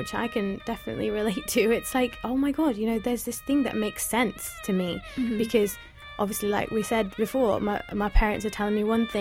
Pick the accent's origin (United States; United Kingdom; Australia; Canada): United Kingdom; Leeds, Yorkshire and the Humber; also born or lived in London; I'm from Leeds, but I was born in London actually.